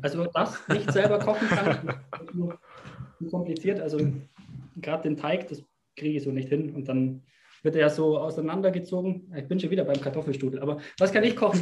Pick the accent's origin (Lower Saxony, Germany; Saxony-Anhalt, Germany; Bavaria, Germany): Bavaria, Germany; als Bayer